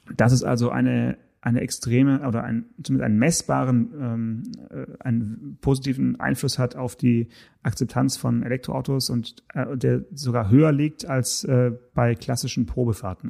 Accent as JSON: {"language": "German", "area": "Swabian Jura, around Stuttgart", "region": "Baden-Württemberg", "country": "Germany", "tie": "born or raised there", "said": "über die Schwäbische Alb hier ganz äh, in, in, in meiner Heimat"}